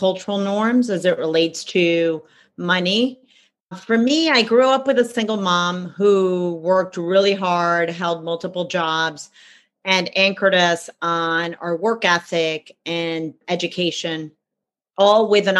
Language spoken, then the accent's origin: English; Cuba; now in United States; I'm originally from Cuba. That's where I was born. And we ended up in the States.